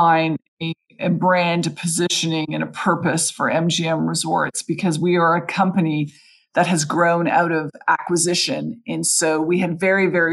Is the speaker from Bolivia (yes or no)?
no; Canada; moved away; in Canada, I'm Canadian